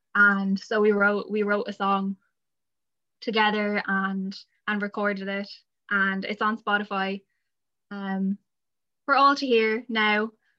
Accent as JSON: {"language": "English", "town": "Adamstown", "region": "Leinster", "country": "Ireland", "tie": "born or raised there", "lives_now": "Wellingtonbridge, Ireland", "said": "I'm from in and around Wellington Bridge is where I live now. I grew up in Adamstown."}